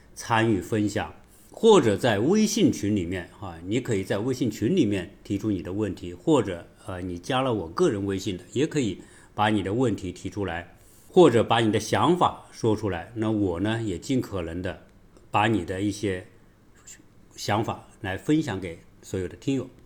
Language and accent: Chinese; China; 对于我们中国人